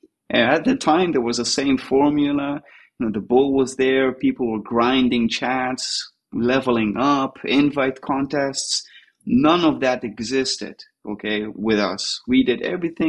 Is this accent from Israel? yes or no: yes; Tel Aviv, Tel Aviv District, Israel; I'm from Tel Aviv in Israel.